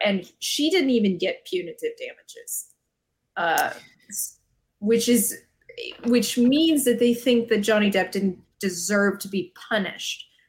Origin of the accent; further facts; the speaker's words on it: Arizona, United States; living in Arizona, growing up in Arizona